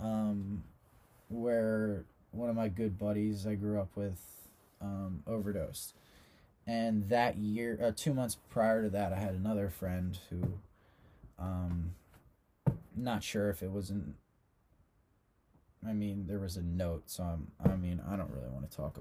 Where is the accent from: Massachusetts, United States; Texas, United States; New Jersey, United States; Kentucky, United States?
New Jersey, United States; Long Beach Island; I grew up on Long Beach Island.